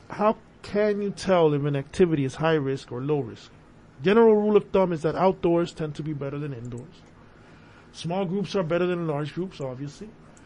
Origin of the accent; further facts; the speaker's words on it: Brooklyn, New York, United States; from Brooklyn. I'm sorry.